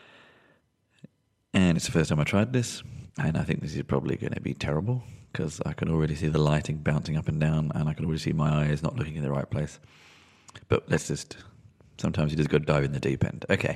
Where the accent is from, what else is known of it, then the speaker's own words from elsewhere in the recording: London, United Kingdom; I was born in London.